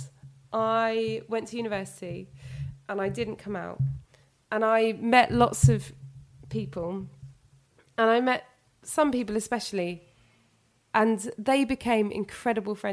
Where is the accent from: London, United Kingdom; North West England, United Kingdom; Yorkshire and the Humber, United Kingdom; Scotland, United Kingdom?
London, United Kingdom; I'm 0207, I'm from London